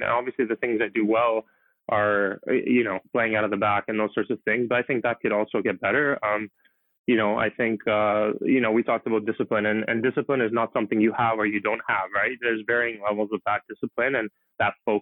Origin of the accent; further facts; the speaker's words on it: Canada; now that I can play in my home country